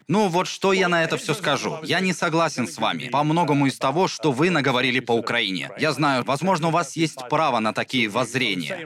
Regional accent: Belarus; мы, белорусы

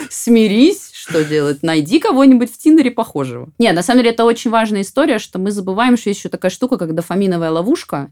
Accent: Voronezh, Voronezh Oblast, Russia; я сама там выросла в Воронеже

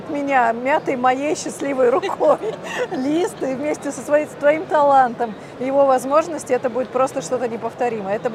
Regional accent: Siberia, Russia; born there; Я говорю, так я родилась в Сибири. У нас вечная мерзлота 37, я просто заморозилась.

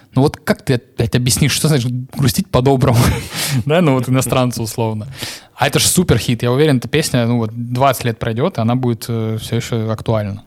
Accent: Novocherkassk, Rostov Oblast, Russia; я из Новочеркасска

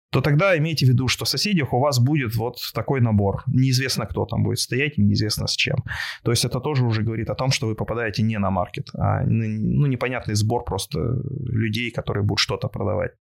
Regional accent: Yekaterinburg, Sverdlovsk Oblast, Russia; я родом из Екатеринбурга

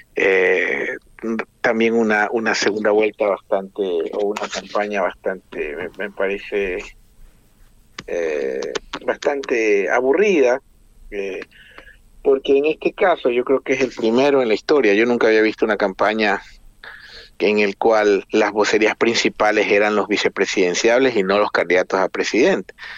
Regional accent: Ecuador

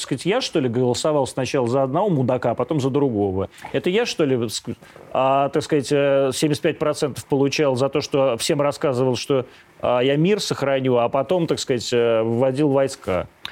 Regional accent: Ukraine; moved away; я вот вырос на Украине

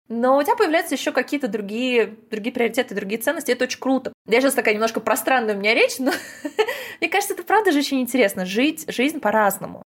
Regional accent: Balashikha, Moscow Oblast, Russia; я выросла не в Москве, я выросла в Подмосковье, в подмосковной балашке.

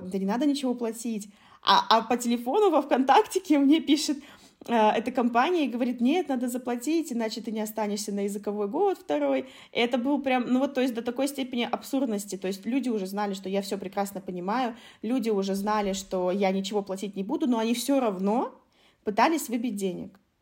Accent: Khabarovsk, Khabarovsk Krai, Russia; moved away; also born or lived in China; в маленьком Хабаровске, да, откуда я родом

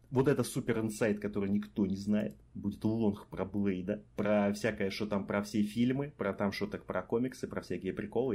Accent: Rostov-on-Don, Rostov Oblast, Russia; now in Kaliningrad, Russia; Я обычный ростовский парень

